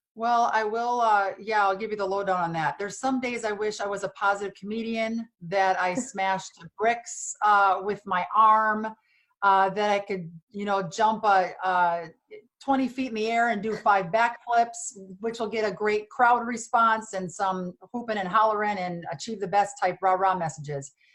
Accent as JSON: {"language": "English", "region": "Wisconsin", "country": "United States", "tie": "born or raised there", "also_born_or_lived": "Los Angeles", "moved": "yes"}